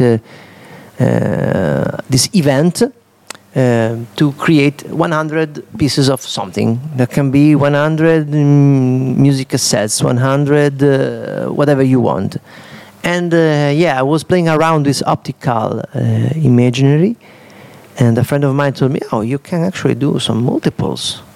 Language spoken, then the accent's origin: English; Udine, Friuli-Venezia Giulia, Italy; English is a second language; I'm from Udine, an artist of Italy